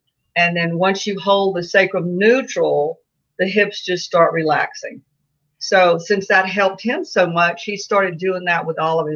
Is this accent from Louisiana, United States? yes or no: yes; Baton Rouge, Louisiana, United States; We grew up in Baton Rouge